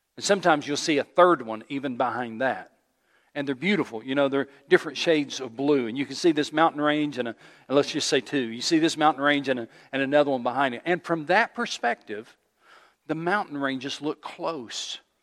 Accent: East Tennessee, United States; I grew up in East Tennessee

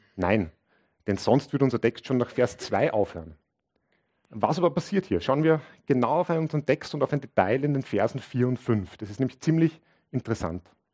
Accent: Linz, Upper Austria, Austria; ich bin aus Linz

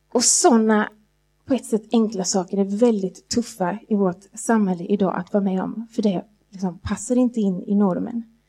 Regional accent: Jönköping, Jönköping County, Sweden; när jag växte upp i Jönköping, i vackra Jönköpingsbygden

